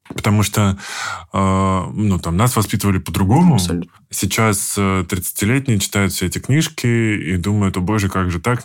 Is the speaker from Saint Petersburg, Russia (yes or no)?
no; Stupino, Moscow Oblast, Russia; я из Ступино